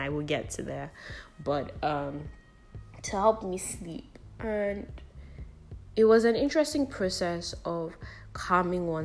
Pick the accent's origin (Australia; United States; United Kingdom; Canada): United Kingdom; also born or lived in Lagos, Nigeria; now in Nigeria; I grew up in the UK